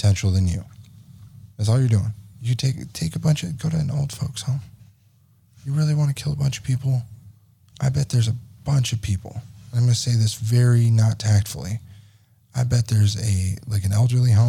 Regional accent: California, United States; We're from California

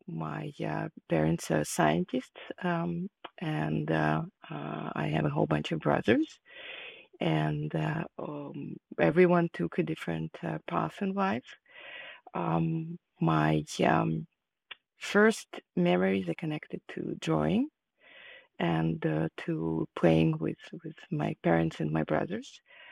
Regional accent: Kharkiv, Kharkiv Oblast, Ukraine; English is a second language; moved away as an adult; now in United States; I was born in Ukraine, in the city of Kharkiv, and at that moment it was part of the USSR. I grew up there, and I moved to the United States after I finished my higher education.

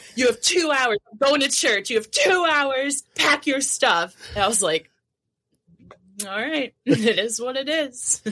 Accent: New Jersey, United States; So I grew up in New Jersey. So, Jersey Gal.

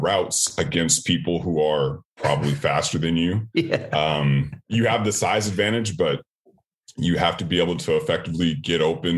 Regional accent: Sacramento, California, United States; moved away as an adult; also born or lived in Miami; I'm from Sacramento, California, and my school wasn't like a huge football school

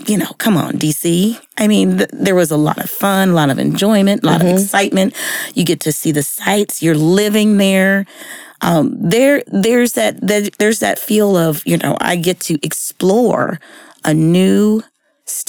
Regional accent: San Diego, California, United States; moved away as an adult; also born or lived in Washington, D.C.; now in Texas, United States; I was born and raised in San Diego

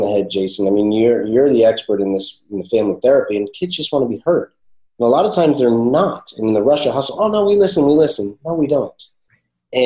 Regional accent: Morristown, New Jersey, United States; I grew up in Morristown, New Jersey

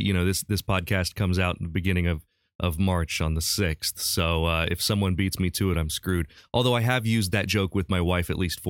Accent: Urbana, Ohio, United States; moved away; my hometown of Urbana, Ohio. That happened my last year living in Urbana.

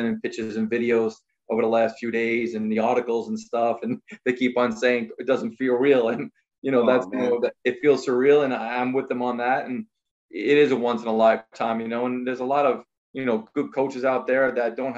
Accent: New York City, New York, United States; I grew up on Staten Island, played at Staten Island Little League

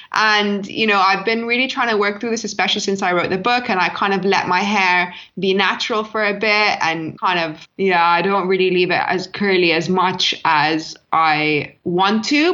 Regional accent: London, United Kingdom; I grew up in London

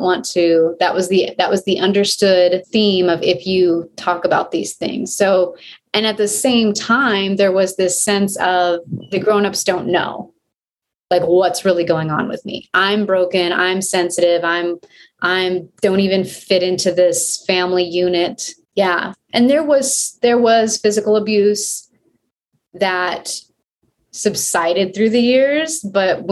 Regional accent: Oklahoma, United States; now in Albuquerque, United States; grew up in Oklahoma

